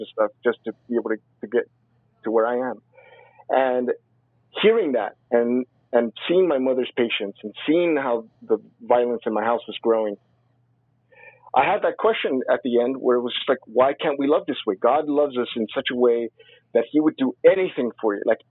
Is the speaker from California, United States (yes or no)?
yes; Compton, California, United States; I was raised in Compton